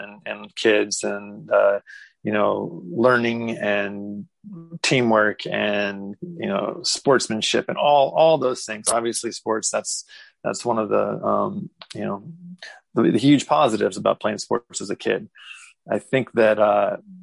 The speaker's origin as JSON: {"language": "English", "town": "Lincoln", "region": "Nebraska", "country": "United States", "tie": "born or raised there", "also_born_or_lived": "Kansas / Las Cruces, New Mexico / Seattle area", "moved": "yes", "lives_now": "Seattle, United States", "said": "originally I'm from Lincoln, Nebraska"}